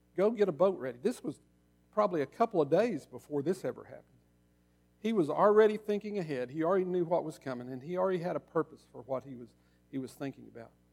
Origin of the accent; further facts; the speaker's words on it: Oklahoma, United States; now in Arkansas, United States; I grew up in Oklahoma.